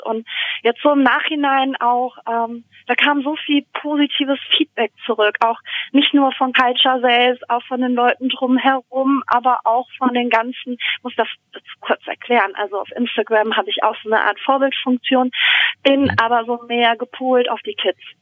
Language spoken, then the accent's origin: German; Germany; bei uns in Deutschland